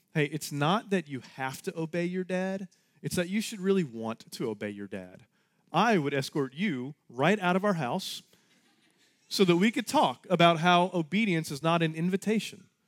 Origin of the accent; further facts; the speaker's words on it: Texas, United States; We're all Texans